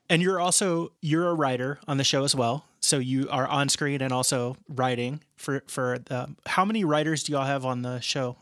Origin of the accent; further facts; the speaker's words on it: outside of Cincinnati, Ohio, United States; I grew up outside of Cincinnati, Ohio